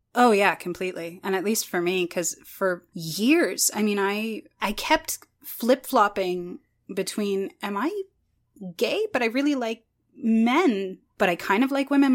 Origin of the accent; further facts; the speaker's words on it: Canada; I'm more Canadian